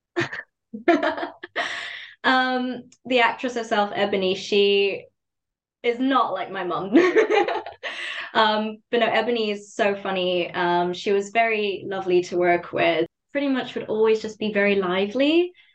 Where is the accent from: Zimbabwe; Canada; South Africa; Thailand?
Zimbabwe; growing up in Zimbabwe, everything is very academically focused